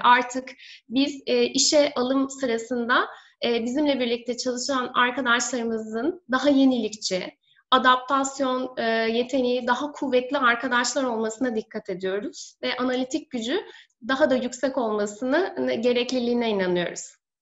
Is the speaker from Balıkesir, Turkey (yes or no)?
no; Denizli, Turkey; moved away as an adult; also born or lived in Istanbul; bin dokuz yüz seksen üç Denizli doğumluyum. Ee, üniversite eğitimime kadar Denizli'de yaşadım. Daha sonra üniversite eğitimi için İstanbul'a taşındım.